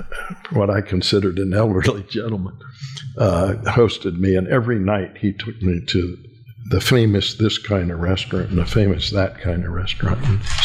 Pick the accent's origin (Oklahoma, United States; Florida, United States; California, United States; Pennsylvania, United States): California, United States; born there; And I had family in California, and I was born in California. So I had a second home out there.